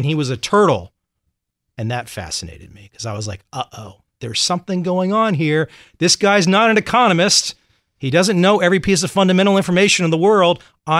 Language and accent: English; Vienna, Virginia, United States; I grew up in Vienna, Virginia, right outside Quantico, about an hour and a half away.